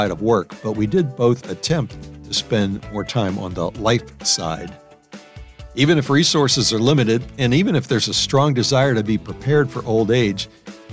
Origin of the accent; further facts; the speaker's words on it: New Orleans, Louisiana, United States; moved away as an adult; also born or lived in Wisconsin / Illinois / Maryland; My hometown, New Orleans